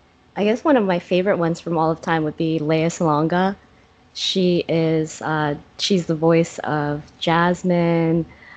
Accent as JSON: {"language": "English", "country": "Philippines", "said": "I'm Filipino"}